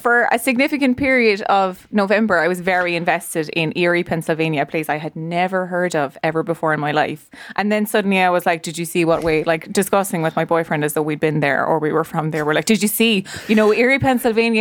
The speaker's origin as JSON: {"language": "English", "country": "Ireland", "said": "I am from Leash Offaly"}